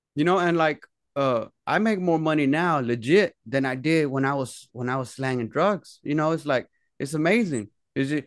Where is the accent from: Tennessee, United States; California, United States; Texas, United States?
Texas, United States; Dallas; I'm from Oak Cliff, the, the, the, the neighborhood that we're from in Dallas, Oak Cliff.